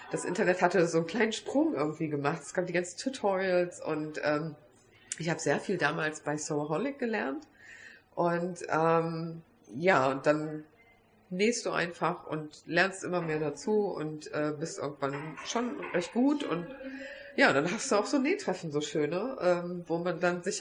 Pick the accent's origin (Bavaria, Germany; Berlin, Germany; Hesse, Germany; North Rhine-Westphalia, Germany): Hesse, Germany; also born or lived in Wiesbaden; Hessens wunderschöne Landeshauptstadt. Ähm, bin da geboren und im Rheingau aufgewachsen, also so zwischen den Weinbergen.